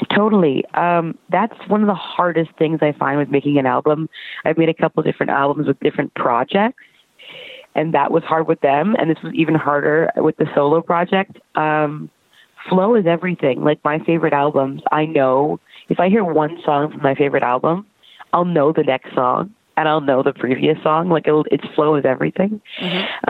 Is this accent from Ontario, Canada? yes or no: yes; Brampton, Ontario, Canada; moved away as an adult; now in Toronto, Canada; I'm from Brampton, Ontario